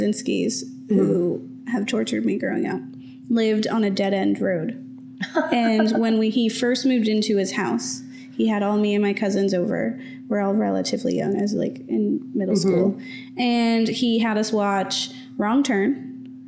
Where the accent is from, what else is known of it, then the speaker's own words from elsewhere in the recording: the South, United States; moved away; I'm from the South